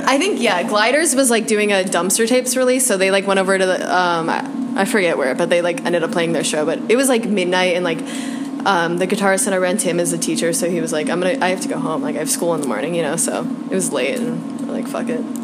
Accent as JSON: {"language": "English", "town": "Chicago", "region": "Illinois", "country": "United States", "also_born_or_lived": "New York", "said": "I am a Chicagoan. I moved to New York uh, about a year after college"}